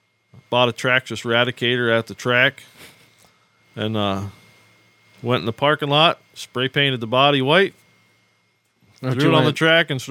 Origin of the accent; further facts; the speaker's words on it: Pickford, Michigan, United States; also born or lived in Sault Ste. Marie, Michigan / Oklahoma; I was born in Sault Ste. Marie. Grew up in Pickford